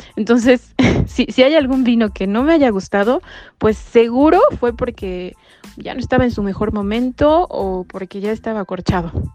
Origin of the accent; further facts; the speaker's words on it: Mexico City, Mexico; moved away as an adult; now in Bordeaux, France; yo nací, yo nací en México, en la Ciudad de México, resido en la ciudad de Bordeaux, en Francia, desde hace cuatro años